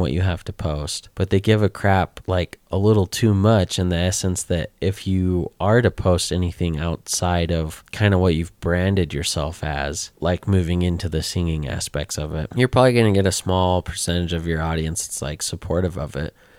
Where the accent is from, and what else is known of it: Utah, United States